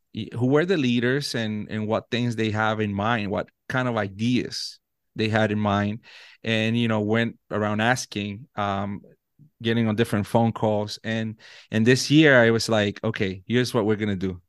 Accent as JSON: {"language": "English", "country": "Puerto Rico", "tie": "born or raised there", "first_language": "Spanish", "second_language": "English", "moved": "as an adult", "lives_now": "Virginia, United States", "said": "I was born and raised in Puerto Rico."}